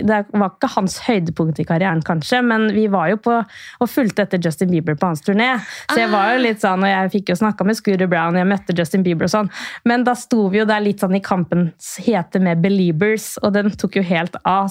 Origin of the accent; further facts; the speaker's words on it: Sarpsborg, Østfold, Norway; moved away as an adult; also born or lived in Queensland, Australia / Los Angeles, United States; så jeg er fra Sarpsborg. Men ved første anledning så flytta jeg så langt jeg kunne